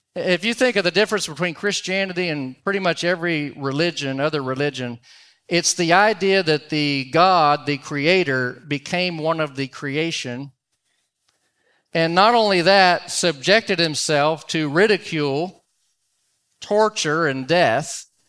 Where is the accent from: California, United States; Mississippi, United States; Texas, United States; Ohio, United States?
Texas, United States; Dallas; I'm from Dallas, Fort Worth